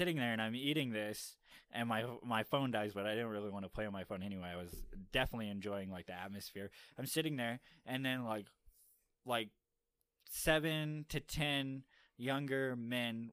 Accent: Miami, Florida, United States; now in Utah, United States; I come from Miami, like, where we have all sorts of various foods you can decide to eat

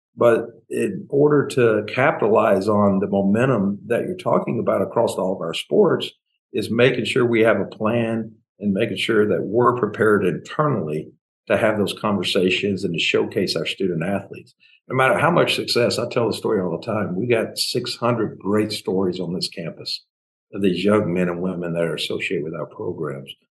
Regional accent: Memphis, Tennessee, United States; now in Tallahassee, United States; I grew up in Memphis.

